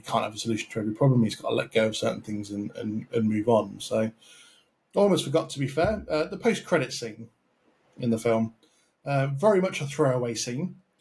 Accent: United Kingdom; I'm British myself

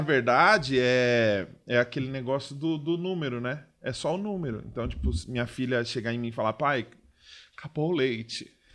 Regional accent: São Paulo, Brazil; eu sou da zona leste também

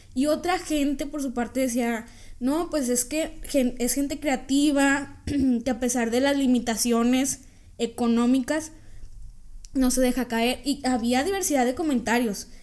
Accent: Mexico; nosotros, los mexicanos

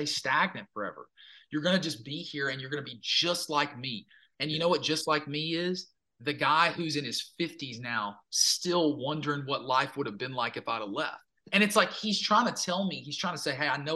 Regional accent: Minden / Cotton Valley, Louisiana, United States; moved away as an adult; now in Nashville, United States; I had a huge like affinity for my hometown. Like I loved my hometown. And I always thought I was going to move back. I was like, I'll move back to like Minden or something, or right up the road from Cotton Valley

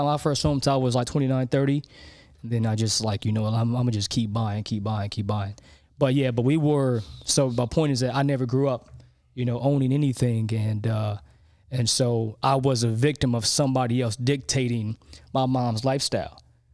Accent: Los Angeles, California, United States; we grew up in South

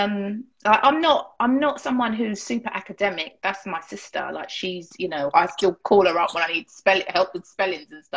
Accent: Harrow, London, United Kingdom; I grew up in Harrow.

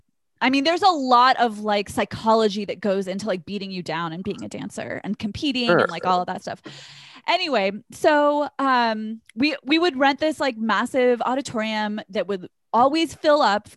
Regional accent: the South, United States; I'm from the South, so I give you permission.

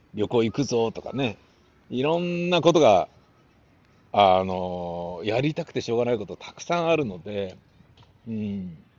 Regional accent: Japan; ブイブイ言わせていた頃の日本で、生まれ育った立場からしてみると

